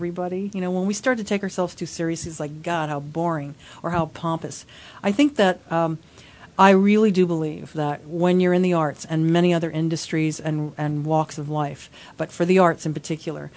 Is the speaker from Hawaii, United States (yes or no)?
yes; Hawaii, United States; also born or lived in Los Angeles; my family's been here for over five generations